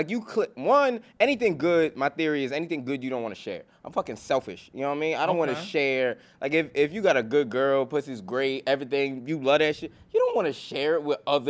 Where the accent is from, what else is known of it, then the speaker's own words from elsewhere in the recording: New York City, New York, United States; I'm from Brooklyn.